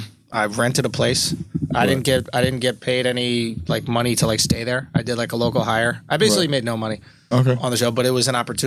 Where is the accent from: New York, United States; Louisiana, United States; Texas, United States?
New York, United States; I'm from New York.